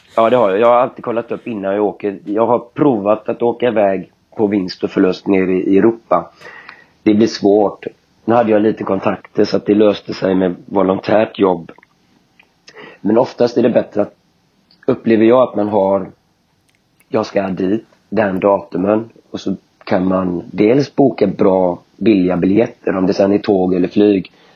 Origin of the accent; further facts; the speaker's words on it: Kungälv, Västra Götaland, Sweden; Killen kommer mm. ifrån Göteborg i västra, äh, norr om Göteborg i Kungälv. Där jag växte upp.